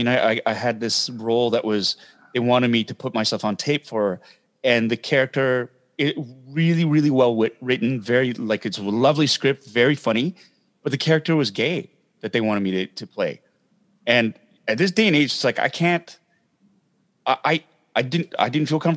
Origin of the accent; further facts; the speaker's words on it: Toronto, Ontario, Canada; my heritage is Korean, but I'm from Toronto. I'm Canadian.